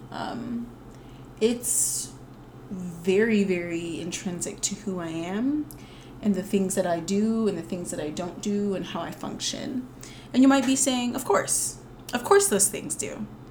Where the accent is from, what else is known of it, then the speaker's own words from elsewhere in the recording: the South, United States; I am a Southerner